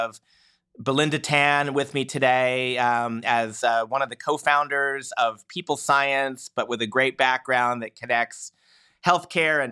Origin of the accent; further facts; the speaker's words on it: Pennsylvania, United States; I grew up in Pennsylvania